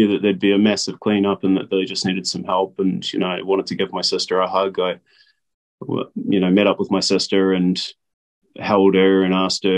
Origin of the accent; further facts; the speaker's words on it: Napier, Hawke's Bay, New Zealand; moved away as an adult; I was born in Napier, 1988. I'm 34 years old. I went to school here. I grew up here for 23 years.